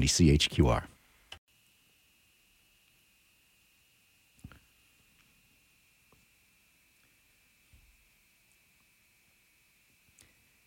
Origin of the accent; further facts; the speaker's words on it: Dawson Creek, British Columbia, Canada; I grew up in Dawson Creek